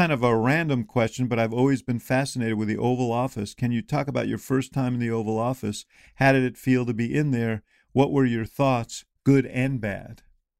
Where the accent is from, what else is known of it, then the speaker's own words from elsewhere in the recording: Illinois, United States; What about someone like Adam Kinzinger from my home state of Illinois?